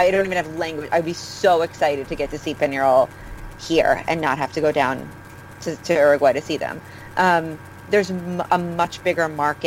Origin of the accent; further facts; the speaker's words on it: New York, United States; also born or lived in Los Angeles; I'm from New York, but I lived in LA for a few years